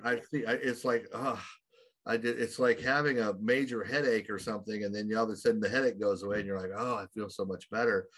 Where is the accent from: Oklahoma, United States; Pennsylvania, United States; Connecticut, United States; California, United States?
Oklahoma, United States; I grew up in a very small town in Oklahoma, which is way over here in the United States